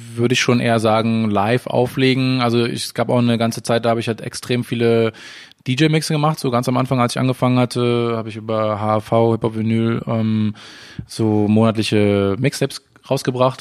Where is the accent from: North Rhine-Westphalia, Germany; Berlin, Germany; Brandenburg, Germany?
Berlin, Germany; also born or lived in Amsterdam; ich bin in Berlin geboren, in der Stadt und auch in der Stadt aufgewachsen.